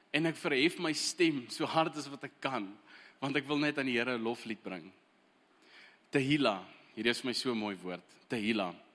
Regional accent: Eswatini; moved away; Ek het heel eerste groot geword in Swaziland

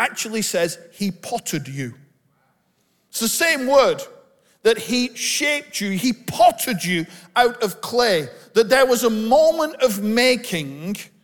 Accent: Bolton, North West England, United Kingdom; I'm from Bolton. I was born just up the road in the hospital in Bolton that my dad was born in.

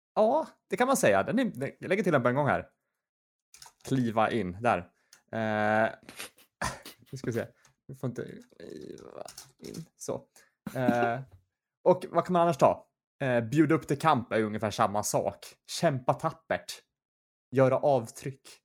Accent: Gothenburg, Västra Götaland, Sweden; jag var född i Göteborg

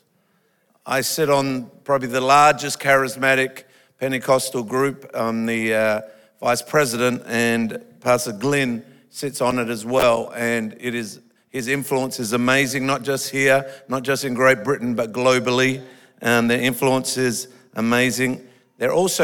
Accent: Australia; I'm an Australian

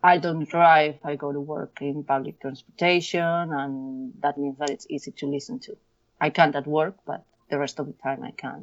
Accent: León, Castile and León, Spain; moved away as an adult; now in Barcelona, Spain; I was born in a city called León

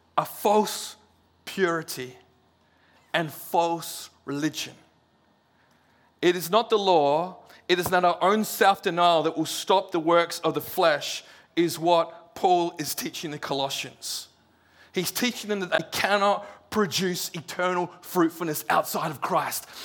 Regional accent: Serpentine, Western Australia, Australia; We're from Serpentine

